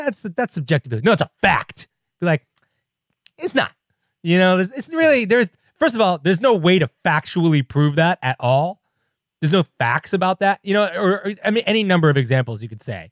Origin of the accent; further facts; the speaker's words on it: Chicago, Illinois, United States; I'm from Chicago